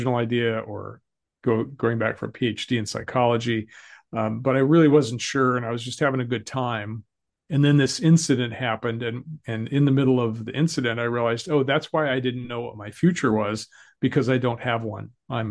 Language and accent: English; Colorado, United States; I grew up in Colorado